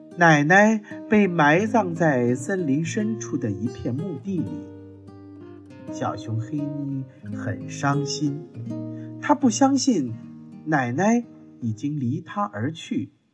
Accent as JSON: {"language": "Chinese", "country": "China", "said": "我们中国人呐，是最讲究亲情的"}